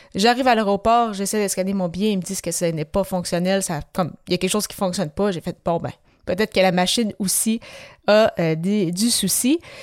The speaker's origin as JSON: {"language": "French", "town": "Quebec City", "region": "Quebec", "country": "Canada", "said": "je suis de, de Québec"}